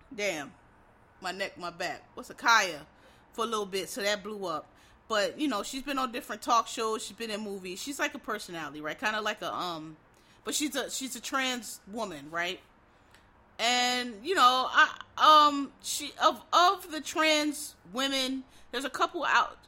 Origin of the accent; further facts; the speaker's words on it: Philadelphia, Pennsylvania, United States; I'm from Philly. I grew up in the 80s and 90s